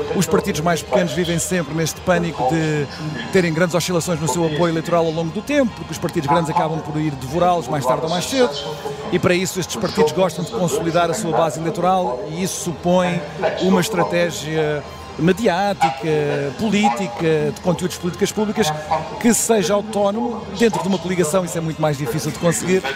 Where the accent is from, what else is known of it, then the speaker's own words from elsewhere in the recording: Setúbal, Portugal; de onde eu sou originário, nascido e criado em Setúbal, na cidade de Setúbal